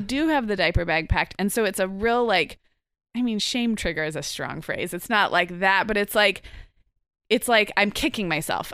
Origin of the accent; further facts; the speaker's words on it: Santa Barbara, California, United States; my hometown of Santa Barbara